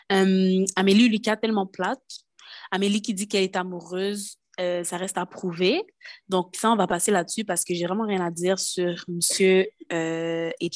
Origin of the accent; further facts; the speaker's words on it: Quebec, Canada; je suis québécoise